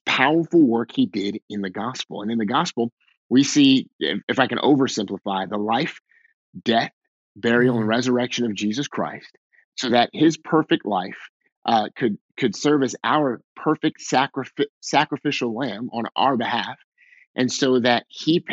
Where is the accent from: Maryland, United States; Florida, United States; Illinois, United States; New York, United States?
Maryland, United States; Waldorf; moved away as an adult; also born or lived in Pennsylvania; now in Boston, United States; I grew up in Southern Maryland, just south of DC on the Maryland side by about 30 minutes, a little town called Waldorf.